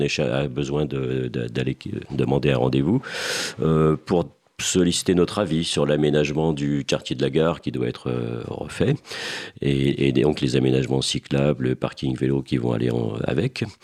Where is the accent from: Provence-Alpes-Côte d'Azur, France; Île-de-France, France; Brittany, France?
Île-de-France, France; Seine-et-Marne; je suis originaire, je suis un, un Seine-et-Marnais, je suis originaire du fin fond de la Seine-et-Marne dans la campagne